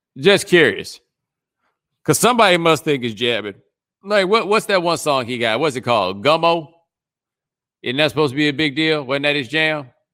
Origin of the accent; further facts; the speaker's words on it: Texas, United States; I'm from Texas